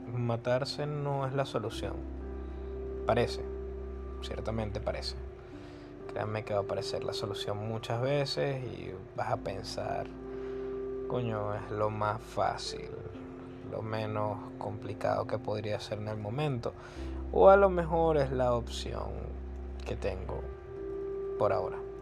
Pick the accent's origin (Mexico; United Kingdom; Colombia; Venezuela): Venezuela; yo soy de Venezuela